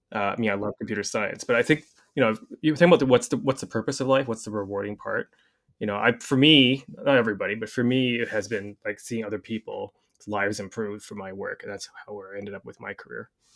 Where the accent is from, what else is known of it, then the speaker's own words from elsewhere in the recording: Canada; I'm Canadian